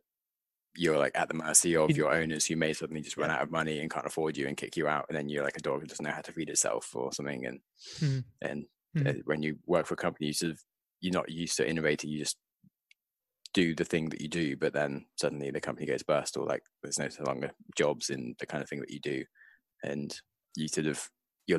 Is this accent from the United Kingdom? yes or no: yes; United Kingdom; being British